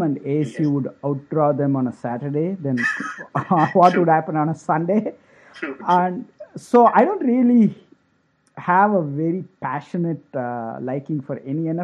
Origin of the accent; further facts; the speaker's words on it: Chennai, Tamil Nadu, India; moved away; also born or lived in Arizona; Grew up in Chennai as a huge cricket fan back in the day.